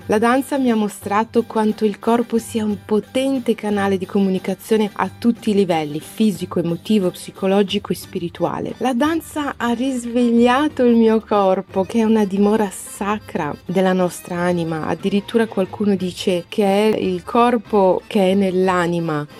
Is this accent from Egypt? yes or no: yes; Alexandria, Alexandria Governorate, Egypt; moved away; also born or lived in Brazil; Sono nata ad Alessandria, ad Egitto